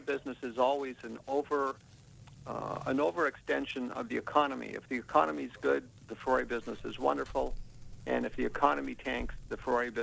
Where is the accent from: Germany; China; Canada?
Canada; British Columbia; moved away as an adult; also born or lived in Ontario; now in California, United States; I was born in Ontario and grew up in British Columbia